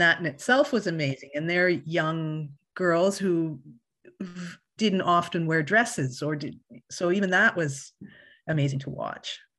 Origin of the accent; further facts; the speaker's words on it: Winnipeg, Manitoba, Canada; I grew up in Winnipeg, Manitoba